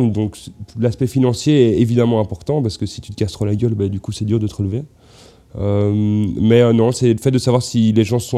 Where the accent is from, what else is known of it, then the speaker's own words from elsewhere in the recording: Belgium; bah ouais on est belge.